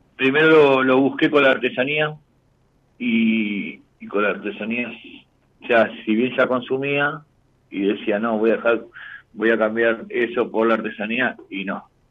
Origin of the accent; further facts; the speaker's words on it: Gualeguay, Entre Ríos, Argentina; moved away as an adult; also born or lived in west zone of Buenos Aires; now in Buenos Aires, Argentina; de Entre Ríos, pero actualmente estoy viviendo en zona oeste de Buenos Aires.